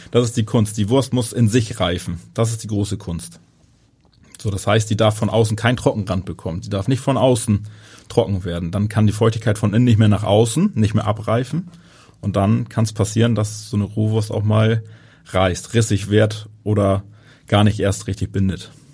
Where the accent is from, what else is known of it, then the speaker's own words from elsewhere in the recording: Northern Germany, Germany; bei uns in Norddeutschland